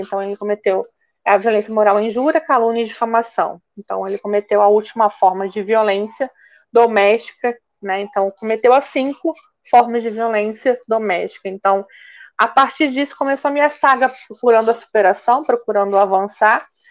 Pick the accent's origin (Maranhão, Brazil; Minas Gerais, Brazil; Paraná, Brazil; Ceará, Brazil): Paraná, Brazil; Curitiba; moved away as an adult; now in Niterói, Brazil; eu sou natural de Curitiba